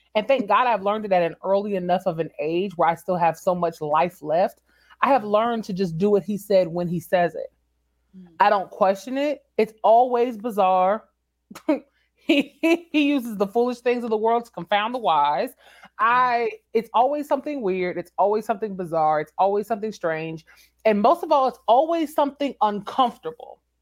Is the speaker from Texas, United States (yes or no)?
yes; San Antonio, Texas, United States; moved away; also born or lived in Washington, D.C.; San Antonio is my hometown